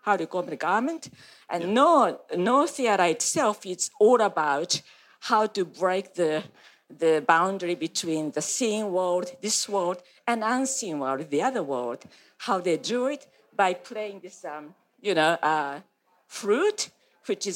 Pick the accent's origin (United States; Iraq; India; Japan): Japan; moved away as an adult; now in Australia; when I was in Japan